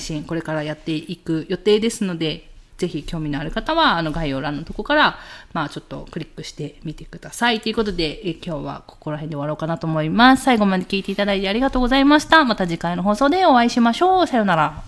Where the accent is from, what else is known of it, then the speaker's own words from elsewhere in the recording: Miyazaki, Japan; 私が宮崎出身